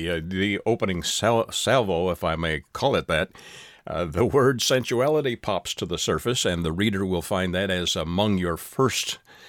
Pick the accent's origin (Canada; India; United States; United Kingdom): Canada; Canada, my home country